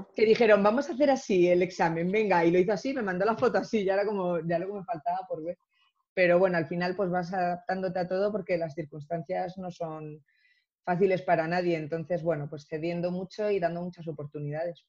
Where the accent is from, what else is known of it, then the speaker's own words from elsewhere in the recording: Ceuta, Spain; soy africana, claro, nací en Ceuta